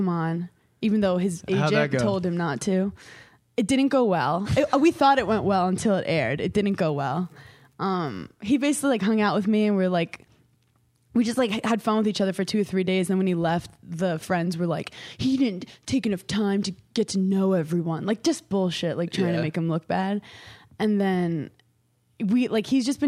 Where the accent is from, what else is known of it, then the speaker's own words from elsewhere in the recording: New York, United States; I'm from New York.